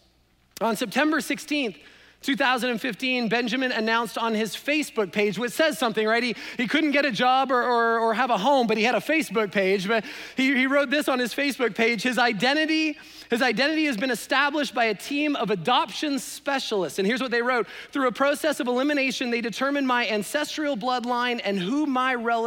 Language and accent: English; Canada; now in United States; I'm Canadian